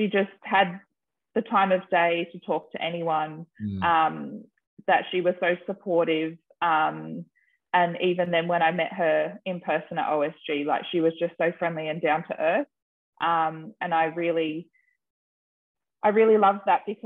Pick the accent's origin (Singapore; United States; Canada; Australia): Australia; I am Australian